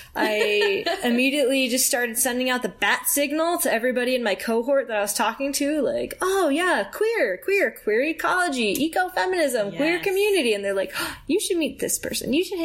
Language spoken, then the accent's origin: English; Salt Lake Valley, Utah, United States; I'm from the Salt Lake Valley.